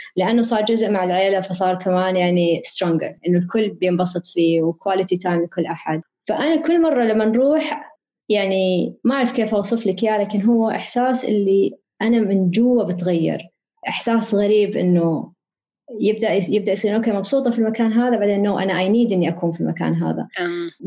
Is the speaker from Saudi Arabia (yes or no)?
yes; Riyadh, Riyadh Province, Saudi Arabia; أنا كبرت في الرياض